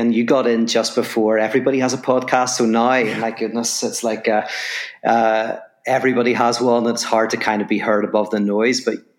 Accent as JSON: {"language": "English", "country": "Ireland", "accent": "Irish", "lives_now": "Los Angeles, United States", "said": "obviously from my accent, people will know I'm from Ireland. I live in Los Angeles now"}